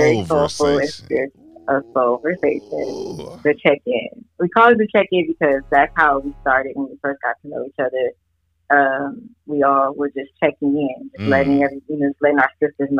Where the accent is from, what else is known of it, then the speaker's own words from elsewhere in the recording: California, United States; moved away as an adult; now in Philadelphia, United States; I'm from the West Coast and East Coast